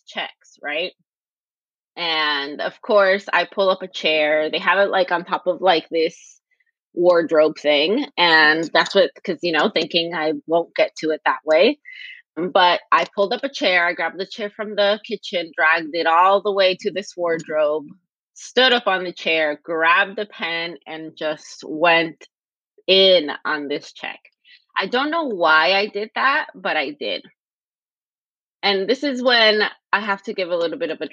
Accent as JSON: {"language": "English", "town": "Los Angeles", "region": "California", "country": "United States", "tie": "born or raised there", "said": "I grew up in the West LA, so the West Los Angeles region"}